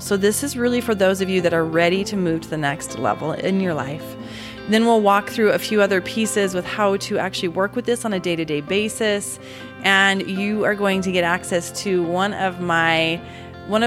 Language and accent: English; Utah, United States; also born or lived in Alabama; born and raised in Utah